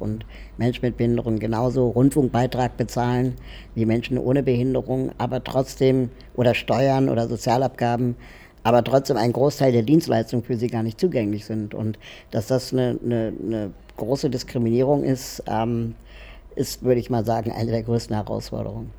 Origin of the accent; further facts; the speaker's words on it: Berlin, Germany; ich bin ähm, in Berlin aufgewachsen